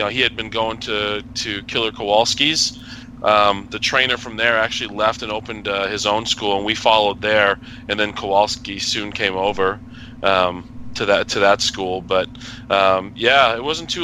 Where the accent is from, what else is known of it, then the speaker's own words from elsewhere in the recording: New Hampshire, United States; growing up in New Hampshire